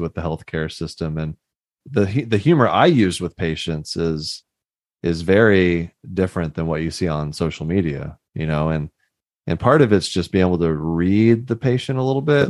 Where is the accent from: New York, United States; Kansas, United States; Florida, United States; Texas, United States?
Texas, United States; Houston; I grew up in Houston